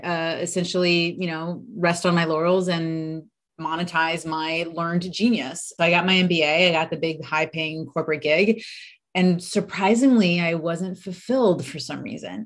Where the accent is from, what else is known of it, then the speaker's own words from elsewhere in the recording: United States; accent: American; I'm American, if you can tell from, I guess, my accent